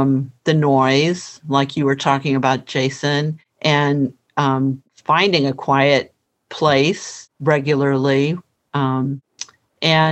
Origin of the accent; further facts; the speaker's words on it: St. Louis, Missouri, United States; I grew up in St. Louis